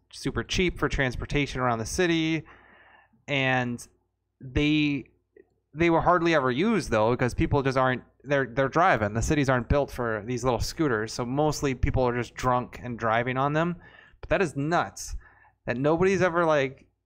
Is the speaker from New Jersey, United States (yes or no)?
no; Texas, United States; I was born in Texas